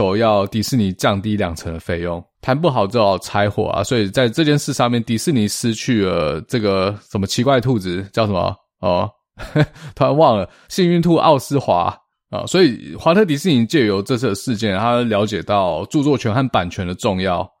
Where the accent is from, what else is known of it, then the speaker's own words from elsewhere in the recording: Taiwan; 这在我们台湾人听起来就觉得非常荒唐哦，